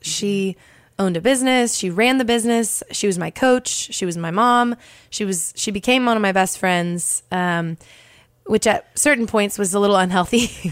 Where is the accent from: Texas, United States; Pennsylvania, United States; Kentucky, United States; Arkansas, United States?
Texas, United States; Dallas; now in Nashville, United States; I'm originally from Dallas, Texas